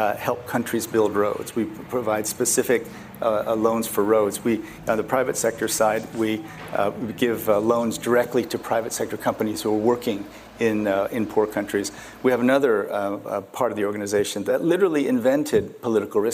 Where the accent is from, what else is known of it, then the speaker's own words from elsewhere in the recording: Muscatine, Iowa, United States; English is a second language; also born or lived in Dallas, Texas / South Korea; So I grew up in Iowa, and we lived right near the local golf course.